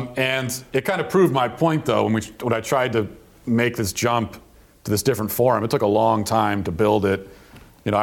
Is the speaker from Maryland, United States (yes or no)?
yes; Baltimore area, Maryland, United States; I'm from Maryland and originally, and from the kind of the Baltimore area